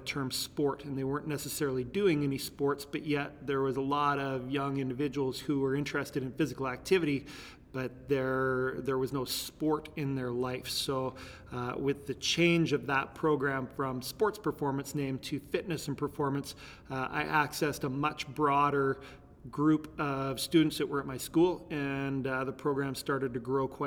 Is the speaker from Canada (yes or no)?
yes; Terrace, British Columbia, Canada; born there; now in Lethbridge, Canada; I was born in Terrace, BC. Uh, Lethbridge is stop number 14 for places that I've lived. We moved moved quite a bit